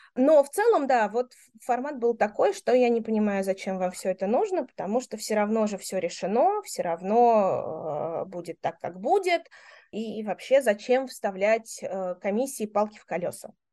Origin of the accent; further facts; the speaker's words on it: Moscow, Russia; moved away as an adult; я родилась и выросла в Москве